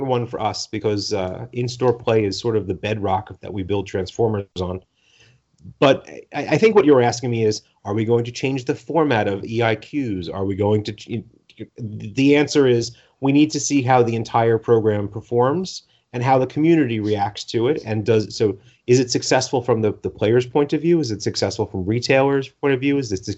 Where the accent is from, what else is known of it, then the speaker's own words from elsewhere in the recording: East Coast, United States; moved away; I'm originally from the East Coast